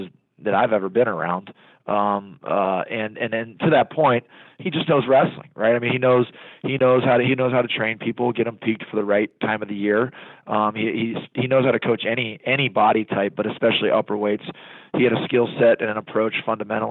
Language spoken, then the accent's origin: English; Columbus, Ohio, United States; Not only am I from Ohio, but I was born and raised in Columbus. I grew up 8 miles from the football stadium.